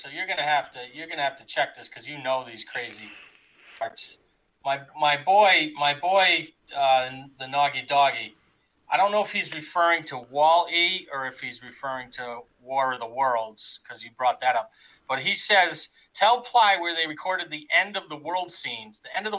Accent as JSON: {"language": "English", "town": "Naugatuck", "region": "Connecticut", "country": "United States", "said": "I'm from the Naugatuck Valley, Naugatuck, Connecticut."}